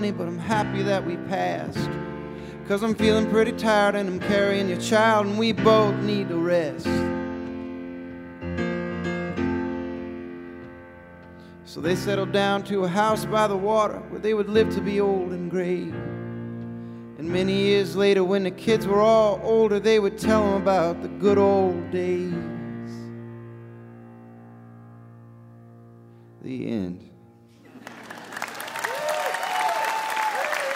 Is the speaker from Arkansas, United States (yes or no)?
yes; Ozark Mountains, Arkansas, United States; I grew up in the Ozark Mountains in Arkansas, and I'm a hillbilly